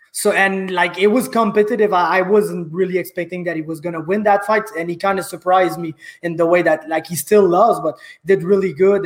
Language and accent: English; Saint-Jean-sur-Richelieu, Quebec, Canada; from my hometown of Saint Jean sur Richelieu